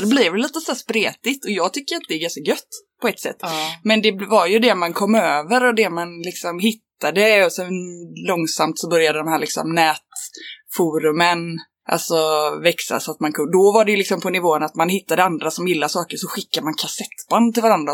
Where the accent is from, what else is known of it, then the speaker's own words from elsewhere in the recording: Rönning, Västra Götaland, Sweden; moved away as an adult; also born or lived in Lund; Jag är från eh, en linort eh, som heter Rönning på Tjörn. Och sen har jag bott på lite olika ställen. Men eh, jag är uppvuxen där